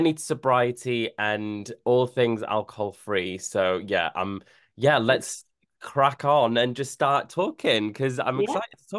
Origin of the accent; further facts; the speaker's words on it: North Wales, United Kingdom; moved away; I'm from North Wales originally